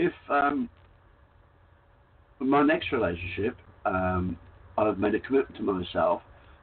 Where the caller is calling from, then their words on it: Queensland, Australia; No, I'm in the Whitsunday Islands in Australia, so I couldn't be further from you, really.